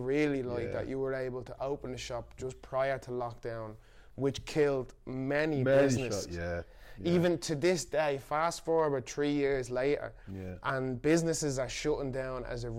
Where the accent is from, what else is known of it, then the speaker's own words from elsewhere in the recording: Ireland; now in Manchester, United Kingdom; I grew up in Ireland, a white Catholic country.